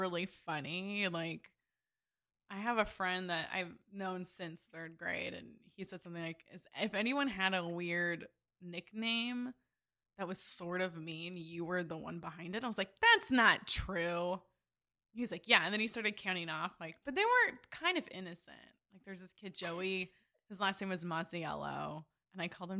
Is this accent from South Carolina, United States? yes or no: no; Simi Valley, California, United States; born or raised there; also born or lived in Burbank, California